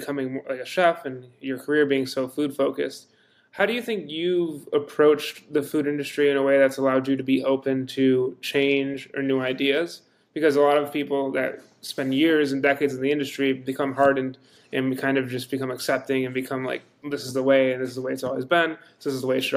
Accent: East Coast, United States; I'm from the East Coast

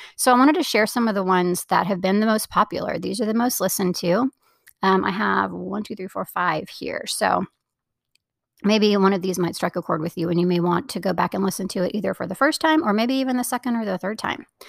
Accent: Florida, United States; moved away; I grew up in Florida

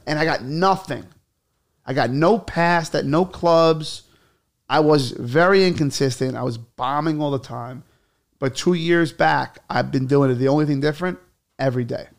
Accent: New York City, New York, United States; I'm from Bay Ridge. I was born in Bay Ridge.

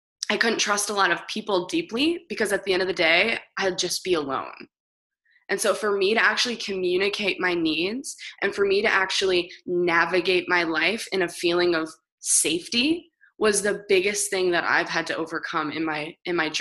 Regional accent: Michigan, United States; I was born in a small town. I'm from Michigan

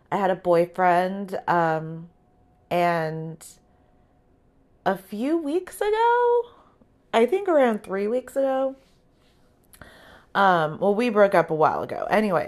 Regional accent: California, United States; people assume that I'm at the beach surfing every day because I'm from Southern California.

